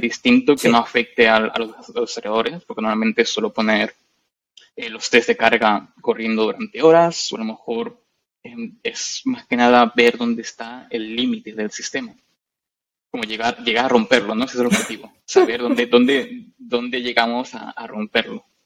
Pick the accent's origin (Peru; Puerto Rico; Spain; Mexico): Spain; Madrid, Community of Madrid; moved away as an adult; now in London, United Kingdom; yo soy de Madrid, de España. Nací allí